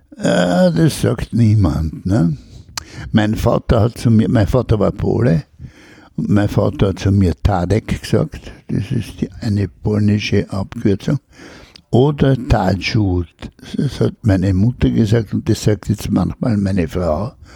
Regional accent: Vienna, Austria; also born or lived in Spital am Pyhrn, Upper Austria / Admont, Styria; man bleibt Wiener

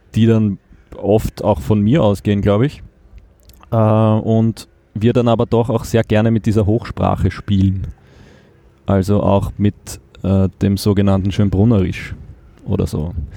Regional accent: Achau, Lower Austria, Austria; also born or lived in Vienna; Ich bin in Wien geboren, in, im Bezirk Mödling aufgewachsen

